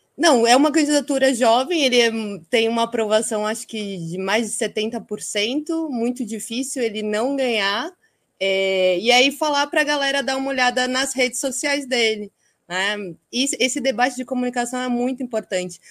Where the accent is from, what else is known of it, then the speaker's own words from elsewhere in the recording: Itapetininga, São Paulo, Brazil; Eu sou de Itapetininga, interior de São Paulo